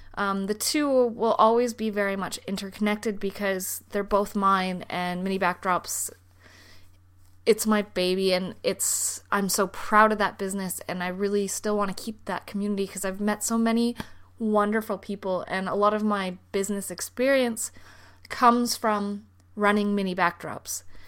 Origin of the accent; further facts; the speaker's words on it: Canada; moved away as an adult; now in Denmark; I am a Canadian who is living in Denmark.